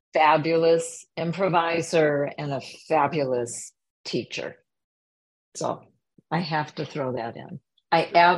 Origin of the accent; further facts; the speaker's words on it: Minneapolis, Minnesota, United States; moved away; also born or lived in New York; I grew up in Minneapolis